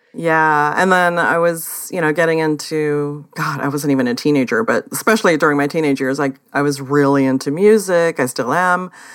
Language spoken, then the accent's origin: English; Oakland, California, United States; moved away; I grew up in the Bay Area in Oakland